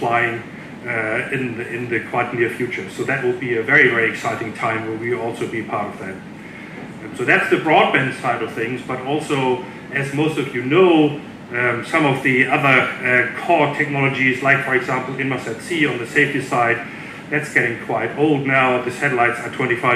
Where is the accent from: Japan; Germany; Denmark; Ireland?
Denmark; I'm hailing from Denmark.